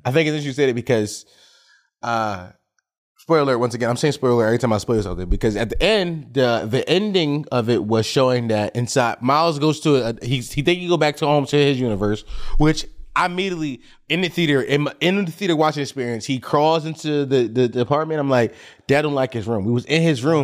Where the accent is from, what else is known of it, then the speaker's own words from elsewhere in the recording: Philadelphia, Pennsylvania, United States; I grew up on Bevere Street in North Philly